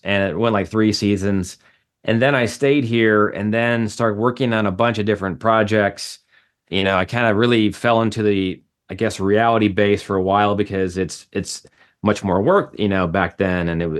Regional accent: Chicago, Illinois, United States; now in Los Angeles, United States; No, so I came from Chicago. I went to Columbia College Film School.

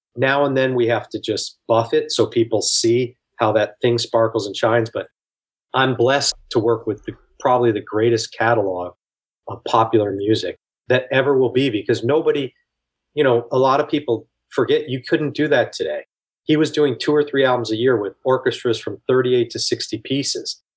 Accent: outside of Albany, New York, United States; growing up outside of Albany

